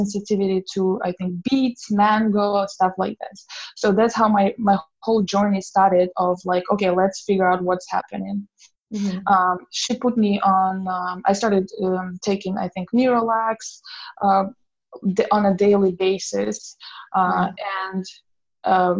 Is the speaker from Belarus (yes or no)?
yes; Belarus; moved away as an adult; I grew up in Belarus